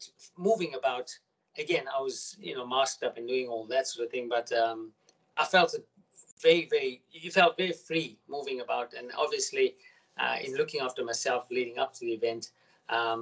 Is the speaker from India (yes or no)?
no; South Africa; now in Australia; I'm from South Africa originally